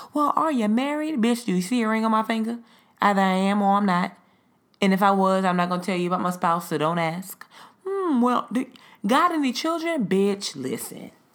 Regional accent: the South, United States; I'm a Southerner. And we were raised to greet people when you walk into a room

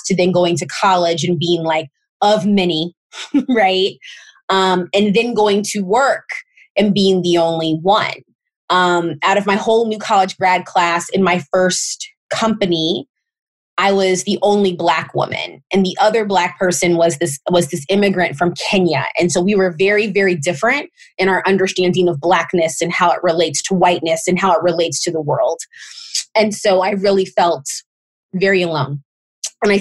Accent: St. Louis, Missouri, United States; I grew up in St. Louis, Missouri, and both of my parents are from that area

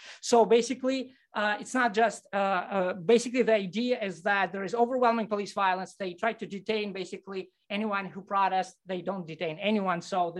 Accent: Russia; now in Madison, United States; I don't consider myself an expert in any of this, but I am from Russia. My family is in Moscow. I've been living it, following the news since I left Russia.

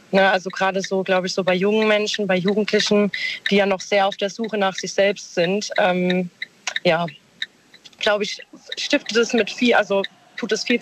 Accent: Mannheim, Baden-Württemberg, Germany; Aus Mannheim.

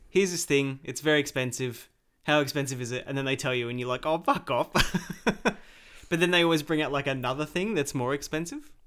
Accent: Australia; I am an Australian. I was born here.

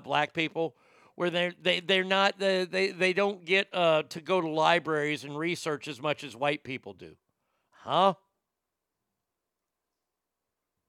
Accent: the South, United States; I've never been to a segregated school. And I grew up in the South

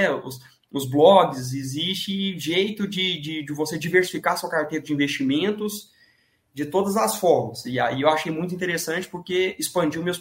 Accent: Divinópolis, Minas Gerais, Brazil; sou de Minas Gerais, é {S0} Minas uma cidade perto de {S1} Belo Horizonte, chama Divinópolis, a minha cidade.

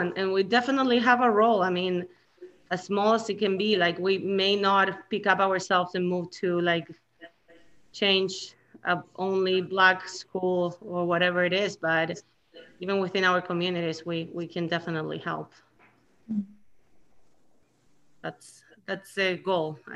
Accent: Chile; now in United States; I come from Chile, and it's a third world country.

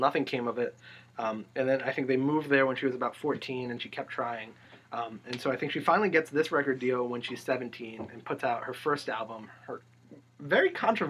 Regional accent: Philadelphia suburbs, Pennsylvania, United States; moved away; I'm from the Philadelphia suburbs.

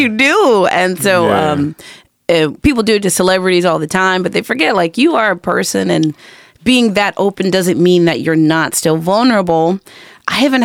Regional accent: La Puente, California, United States; moved away as an adult; also born or lived in Los Angeles / Long Beach / Tarzana; now in Houston, United States; La Puente is where I was born, it's where I was raised.

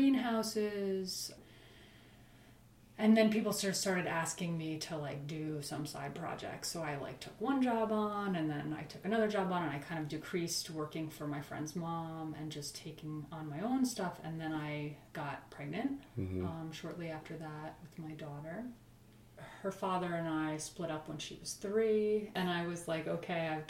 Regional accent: Accord, New York, United States; I grew up in Accord, actually, which is not too far from here

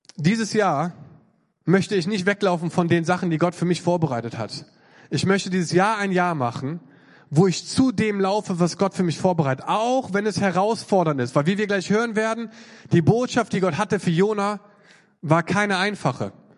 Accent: North Rhine-Westphalia, Germany; Ich komme auch aus Nordrhein-Westfalen.

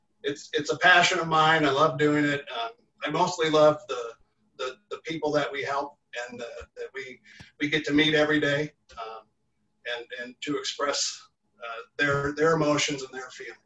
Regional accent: Wisconsin, United States; also born or lived in Naperville, Illinois; now in Illinois, United States; Well, gosh, I'm from Wisconsin originally, and I kind of immigrated here to Illinois, to Naperville, 30 years ago, something like that.

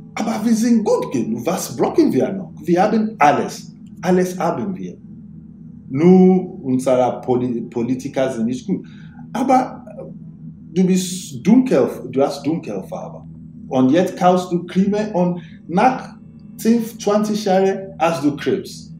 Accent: Nigeria; German is a second language; moved away as an adult; now in Germany; Nigeria, meine Heimat

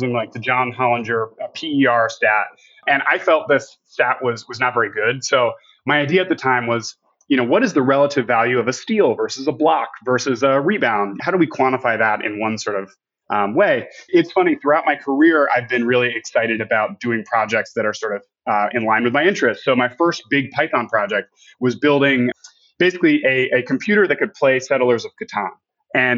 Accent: New York, United States; moved away as an adult; also born or lived in Vermont; now in Texas, United States; born and raised in New York

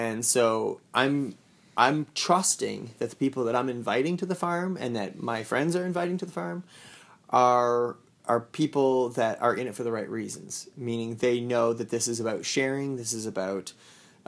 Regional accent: Saint John, New Brunswick, Canada; I'm from St. John. I would like to be close to my family there as well

